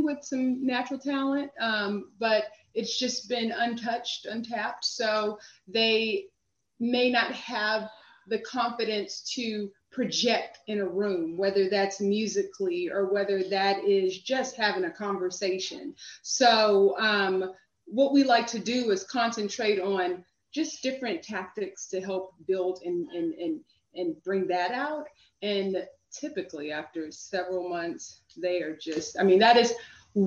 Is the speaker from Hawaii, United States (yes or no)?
no; Houston, Texas, United States; also born or lived in New York City; now in Washington, D.C., United States; I'm originally from Houston